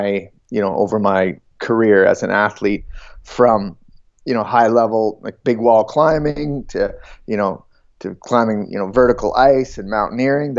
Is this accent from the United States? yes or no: no; southern Ontario, Canada; I grew up in Ontario. In southern Ontario, in farm country.